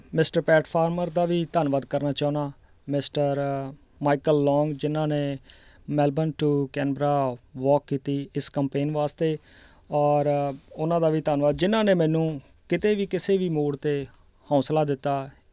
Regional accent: Abohar, Punjab, India; now in Melbourne, Australia; ਪੰਜਾਬ ਚੋਂ ਜੀ ਅਬੋਰ ਤੋਂ ਮੈਂ ਬਿਲੋਂਗ ਕਰਦਾ

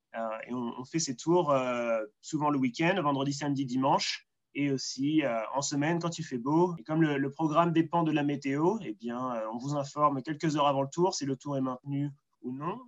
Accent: Soisy-sous-Montmorency, Île-de-France, France; moved away as an adult; also born or lived in Orsay; now in Blue Mountains, Australia; je suis né près de Paris, à, à Soisy-sur-Montmorency

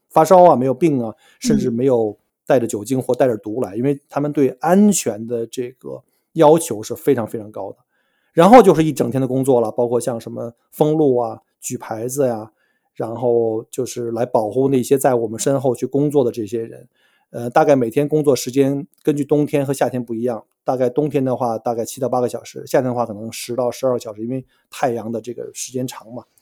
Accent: China; moved away as an adult; now in Australia; 尤其像我们中国人，或者说 东亚人吧，我们来自于这个高竞争的国家

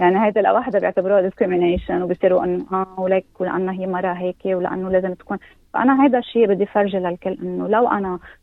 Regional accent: Lebanon; now in Australia; أني من لبنان

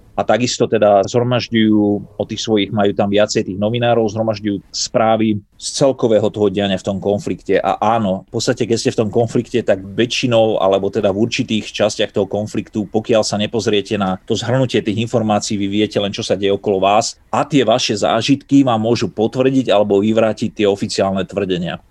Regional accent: Slovakia; moved away as an adult; also born or lived in United States; na Slovensku, aby videli, ako som vyrastal

